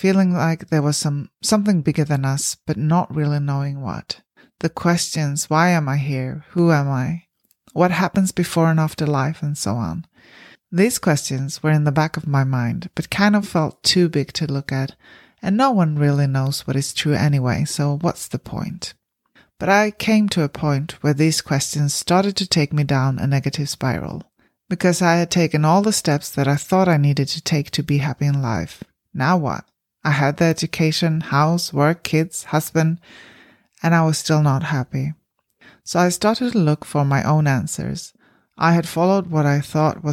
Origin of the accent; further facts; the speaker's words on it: Sweden; moved away as an adult; now in New Zealand; I grew up in Sweden, one of the least religious countries in the world